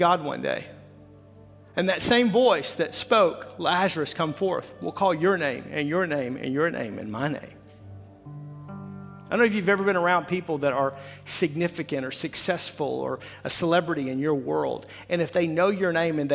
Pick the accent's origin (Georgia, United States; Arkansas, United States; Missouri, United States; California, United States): Arkansas, United States; I'm from Arkansas